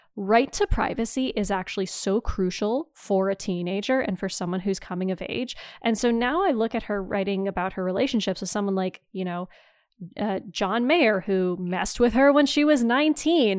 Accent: Timmins, Ontario, Canada; now in rural Southwestern Ontario, Canada; I grew up in Northeastern Ontario in, in Timmins

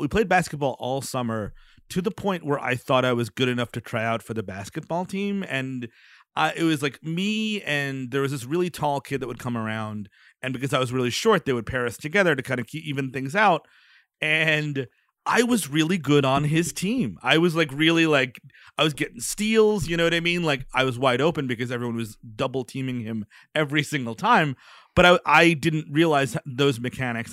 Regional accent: United States

